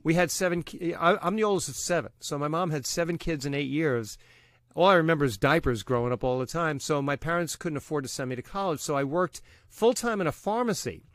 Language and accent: English; New York City, New York, United States; accent: Long Island; also born or lived in Long Island; now in Massapequa Park, United States; I'm a skinny Irish Catholic kid from Brooklyn